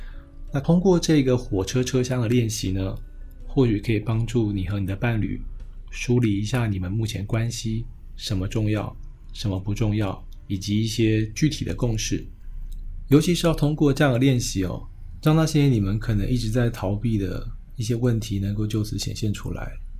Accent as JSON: {"language": "Chinese", "country": "Taiwan", "said": "我今天作为一个台湾人在大陆的杂志上写稿，难免会遇到一些呃禁忌的问题。"}